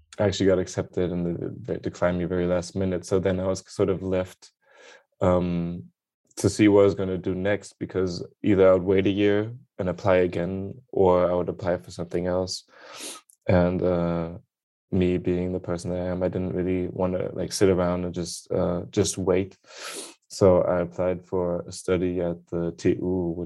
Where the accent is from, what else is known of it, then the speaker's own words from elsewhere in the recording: Berlin, Germany; English is a second language; also born or lived in London; I'm born and raised in Berlin, Germany. That's also where I am right now